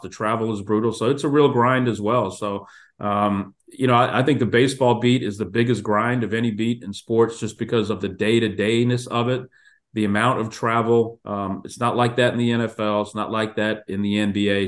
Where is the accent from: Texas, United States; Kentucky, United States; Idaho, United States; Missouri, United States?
Texas, United States; Houston; I grew up in Houston